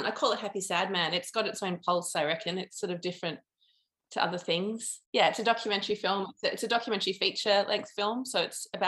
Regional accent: Melbourne, Victoria, Australia; also born or lived in London; I'm from Melbourne and I'm a filmmaker

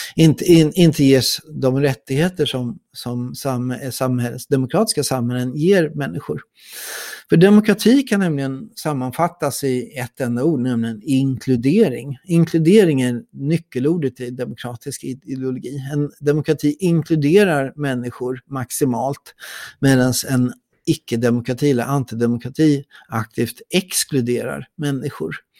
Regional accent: Sweden

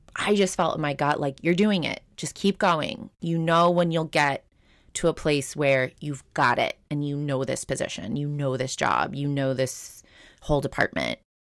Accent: Long Island, New York, United States; we grew up on Long Island

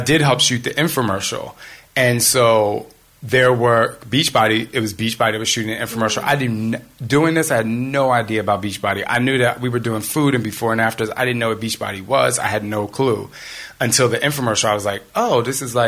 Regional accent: New Jersey, United States; I'm from Jersey

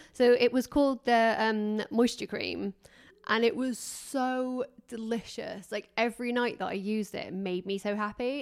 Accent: England, United Kingdom; I'm English

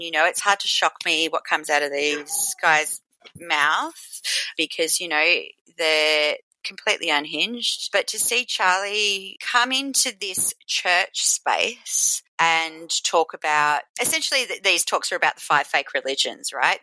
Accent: Australia; I'm from Australia

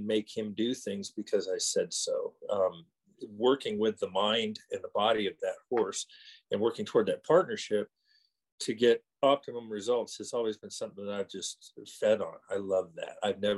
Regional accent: California, United States; moved away as an adult; now in Colorado, United States; I live in Colorado now, but I was born in California and spent my young early life up to my early 20s there.

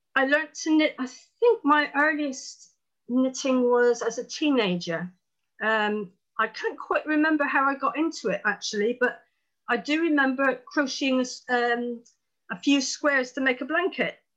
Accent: Plymouth, South West England, United Kingdom; I'm from Plymouth in Devon in the southwest, right down in the corner.

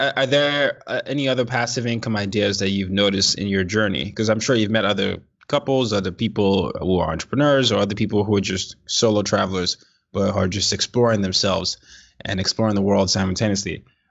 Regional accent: Nigeria; also born or lived in different parts of the world; I'm not a citizen. I'm Nigerian. I grew up in different parts of the world.

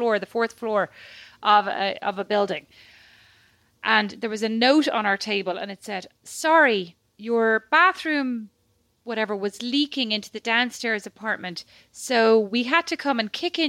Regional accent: Ireland; now in Paris, France; being Irish

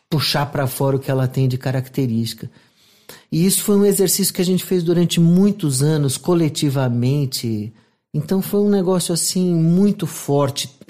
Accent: São Paulo, Brazil; nasci lá, inclusive.

